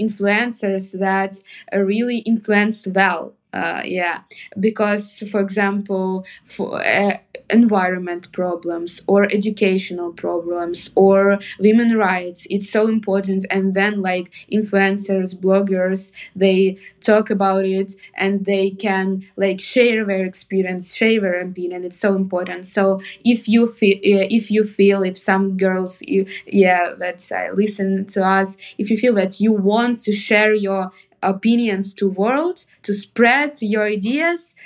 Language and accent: English; Kharkiv Oblast, Ukraine; English is a second language; moved away as an adult; also born or lived in Kyiv, Ukraine; now in Toronto, Canada; I'm not like actually from Kharkiv. I'm from Kharkiv region, from like small town.